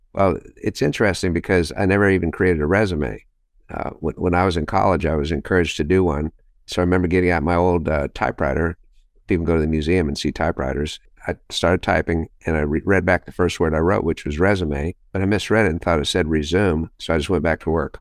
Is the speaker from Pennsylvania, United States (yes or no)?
no; Los Alamos, New Mexico, United States; Los Alamos, New Mexico is my hometown